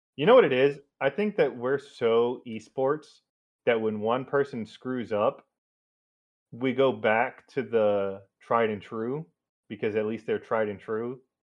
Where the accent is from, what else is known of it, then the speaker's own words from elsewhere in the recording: United States; I'm such an American